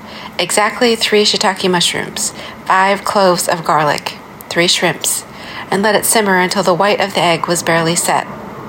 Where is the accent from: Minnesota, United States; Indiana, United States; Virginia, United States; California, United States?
Minnesota, United States; also born or lived in Seongnam, South Korea; now in Brooklyn, New York, United States; I was born in Songnam-si, South Korea, and was adopted to the U.S. at 8 months old. I grew up on lands of the Dakota and Anishinaabe peoples in what's colonially known as Minnesota